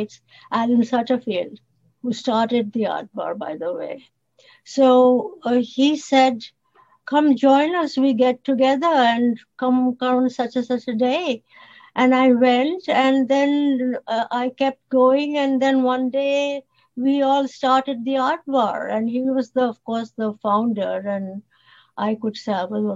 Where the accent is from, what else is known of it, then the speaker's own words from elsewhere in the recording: India; first language Bengali; English is a second language; moved away as an adult; now in Toronto, Canada; in India, we grow up with English. So the English is really almost a first, second language for us. So I was writing in Bengali, which is my mother tongue